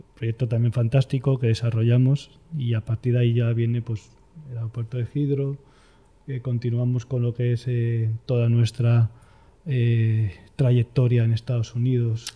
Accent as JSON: {"language": "Spanish", "town": "Madrid", "region": "Community of Madrid", "country": "Spain", "tie": "born or raised there", "said": "Nací en Madrid, soy madrileño, de madre asturiana y de padre toledano"}